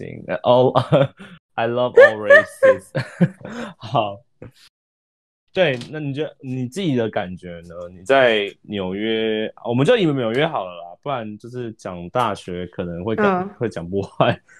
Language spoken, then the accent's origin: Chinese; Taiwan; 我觉得会不会是跟我台湾人比较害羞？